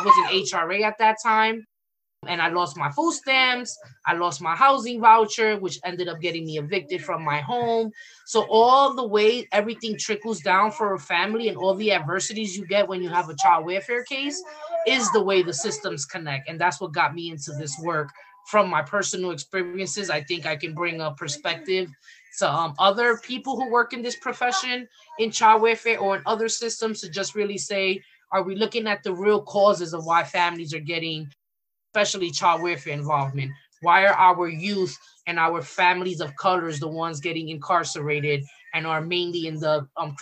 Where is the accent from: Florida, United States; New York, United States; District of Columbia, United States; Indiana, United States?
New York, United States; New York City; I'm from the Bronx and from New York